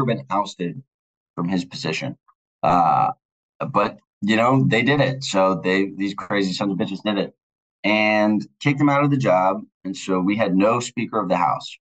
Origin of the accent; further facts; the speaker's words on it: Virginia Beach, Virginia, United States; moved away as an adult; also born or lived in Florida; now in Washington, D.C., United States; I live in D.C. I'm from Virginia Beach